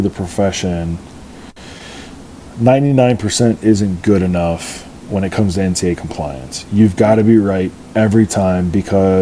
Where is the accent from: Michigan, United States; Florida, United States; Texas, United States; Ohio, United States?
Ohio, United States; Central; we're from Central Ohio, so you kind of have an idea of like Columbus traffic